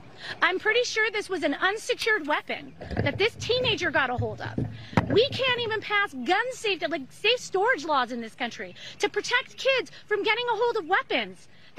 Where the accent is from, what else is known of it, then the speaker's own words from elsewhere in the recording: Highland Park, Illinois, United States; I'm from Highland Park.